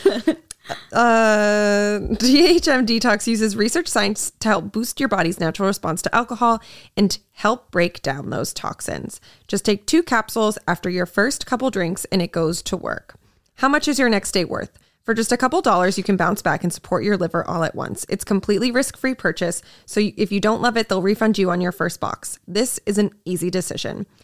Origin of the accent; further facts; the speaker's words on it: Massachusetts, United States; I'm from Massachusetts